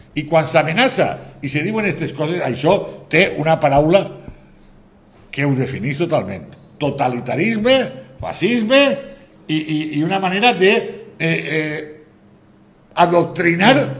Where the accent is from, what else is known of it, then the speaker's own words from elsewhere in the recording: Valencian Community, Spain; som els valencians